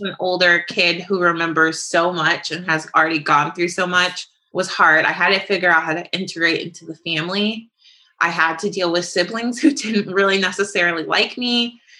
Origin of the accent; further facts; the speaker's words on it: St. Louis, Missouri, United States; also born or lived in Atlanta; I was born and raised in St. Louis. I did do a brief stint in Atlanta